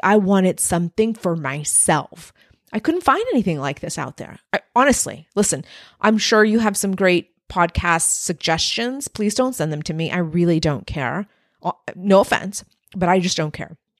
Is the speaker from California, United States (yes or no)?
no; Texas-Mexican border, United States; I was raised on the Texas-Mexican border